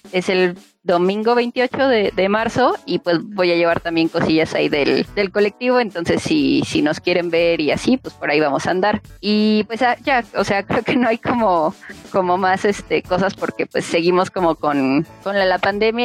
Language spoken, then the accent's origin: Spanish; Milpa Alta, Mexico City, Mexico; somos de Milpalta